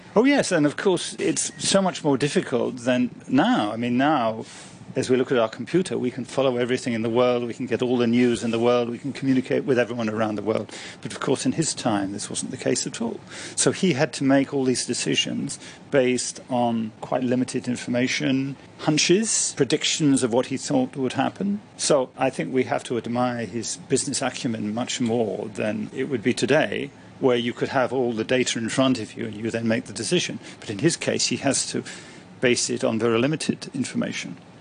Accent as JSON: {"language": "English", "country": "Ireland", "moved": "yes", "lives_now": "Hong Kong", "said": "Like many Irish people who came to Hong Kong, or like me for that matter"}